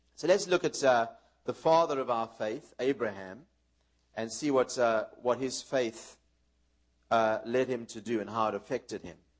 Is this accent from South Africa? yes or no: yes; South Africa; moved away; also born or lived in New York, United States / Israel; we were raised in South Africa